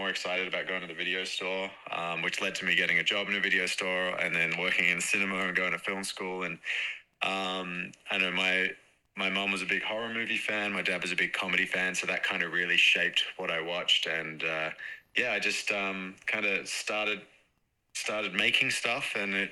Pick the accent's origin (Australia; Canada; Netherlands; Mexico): Australia; Perth, Western Australia; I'm from Perth, West Australia